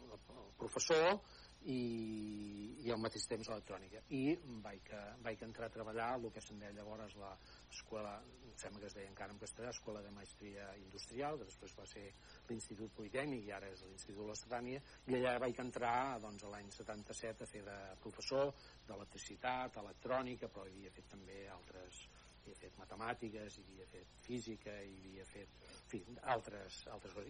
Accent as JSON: {"language": "Catalan", "town": "El Pont de Vilomara", "region": "Catalonia", "country": "Spain", "tie": "born or raised there", "also_born_or_lived": "Barcelona", "said": "néixer a la cartera del Pont de Vilomara, que és on segueixo, on segueixo vivint"}